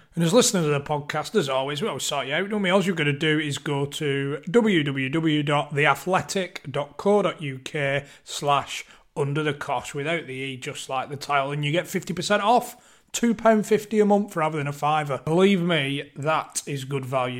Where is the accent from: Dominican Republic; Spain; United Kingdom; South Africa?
United Kingdom; Bolton, North West England; growing up in Bolton as a Bolton fan